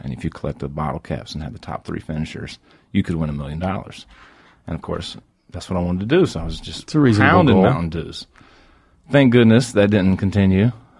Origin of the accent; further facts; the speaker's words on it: North Carolina, United States; now in New York, United States; Certainly not growing up in Johnson County, North Carolina.